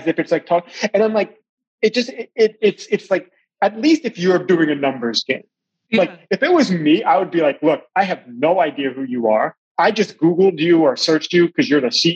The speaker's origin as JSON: {"language": "English", "area": "Long Island", "region": "New York", "country": "United States", "also_born_or_lived": "Shanghai, China / Johannesburg, South Africa / Washington, D.C.", "moved": "yes", "lives_now": "Charleston, United States", "said": "I'm from Long Island, New York, but I've also lived and worked in around Shanghai, in China, in Johannesburg, South Africa, in Washington, D.C. for a while, and now we're in the Charleston area in South Carolina."}